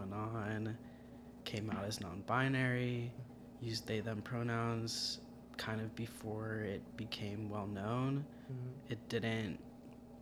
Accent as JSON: {"language": "English", "region": "South Florida", "country": "United States", "moved": "as an adult", "said": "I'm from South Florida"}